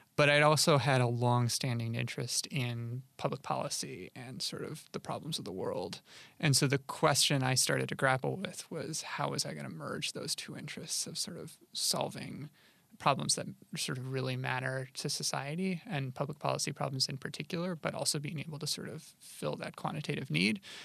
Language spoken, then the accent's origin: English; Rochester, New York, United States; I grew up in Rochester, New York, which is in upstate New York